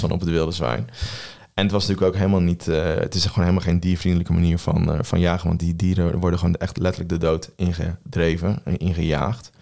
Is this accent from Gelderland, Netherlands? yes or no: yes; Veluwe, Gelderland, Netherlands; we komen allebei van de Veluwe